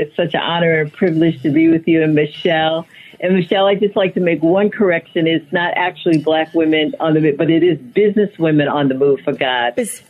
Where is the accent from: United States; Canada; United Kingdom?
United States; Boston, Massachusetts; Back then, anyway, the population of African Americans in Boston was, I would say, relatively low, probably like maybe 10-15%.